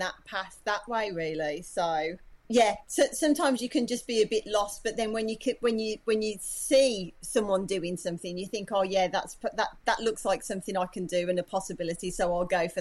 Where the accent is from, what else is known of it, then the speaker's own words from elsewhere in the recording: Birmingham, West Midlands, United Kingdom; accent: Brummie; moved away as an adult; now in Australia; I'm clearly the Brummy here.